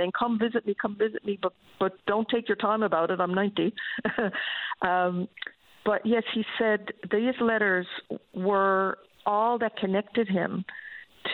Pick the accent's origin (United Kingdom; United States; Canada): Canada; I said, Canada.